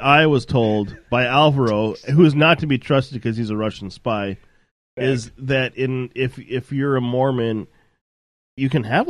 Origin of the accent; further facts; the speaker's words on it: Canada; accent: Canadian; It's like my Canadian accent. I had to change the way I talked when I got here because I got made fun of incessantly.